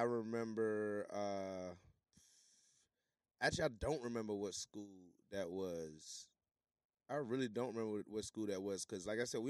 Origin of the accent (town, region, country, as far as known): Norfolk, Virginia, United States; born or raised there; also born or lived in Jamaica